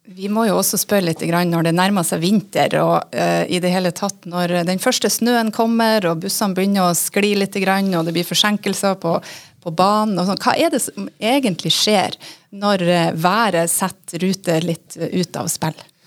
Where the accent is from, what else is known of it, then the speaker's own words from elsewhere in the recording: Northern Norway, Norway; moved away; Jeg kommer jo fra Nord-Norge